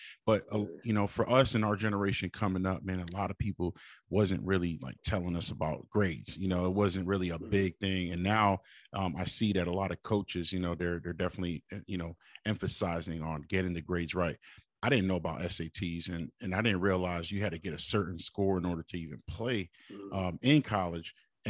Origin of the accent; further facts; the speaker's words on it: Springfield, Massachusetts, United States; Hey, that's where I grew up on Bristol Street, man.